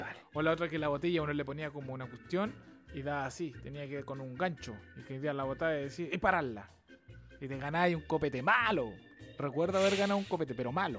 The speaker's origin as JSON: {"language": "Spanish", "country": "Chile", "said": "Soy chileno"}